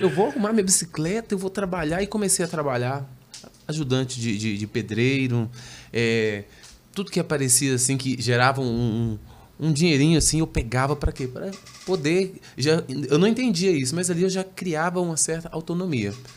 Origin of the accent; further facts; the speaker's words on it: Belo Horizonte, Minas Gerais, Brazil; Sou natural de Belo Horizonte, Minas